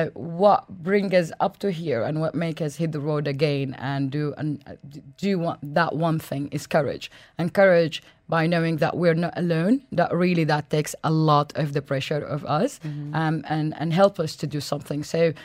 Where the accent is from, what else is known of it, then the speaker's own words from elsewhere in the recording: Yemen; moved away; also born or lived in Sudan; I come from Sudan. I grew up in Yemen